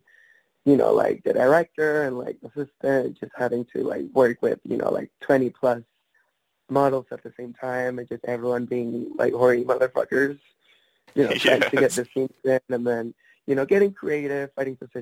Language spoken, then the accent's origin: English; Venezuela; accent: Latino; now in United States; I was born in Venezuela.